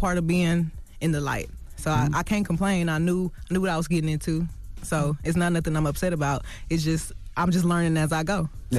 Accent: Houston, Texas, United States; I mean, you know, I'm from Houston.

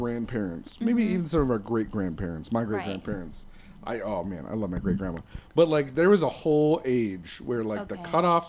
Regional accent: Michigan, United States; now in Las Vegas, United States; I grew up in Michigan

